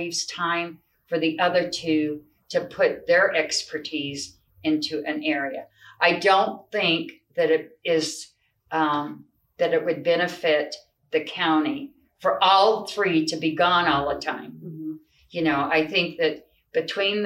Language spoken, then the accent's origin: English; Rangely, Colorado, United States; also born or lived in Grand Junction, Colorado; growing up here